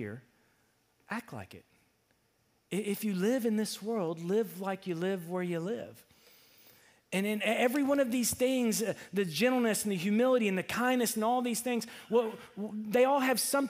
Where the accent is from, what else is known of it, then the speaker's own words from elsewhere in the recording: Ferndale, Arkansas, United States; I was from Ferndale